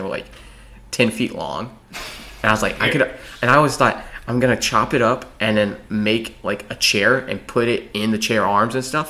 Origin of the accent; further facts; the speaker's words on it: United States; We're American.